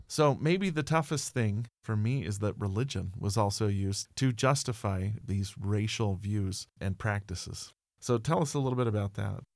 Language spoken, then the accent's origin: English; United States; I am an American. I love my country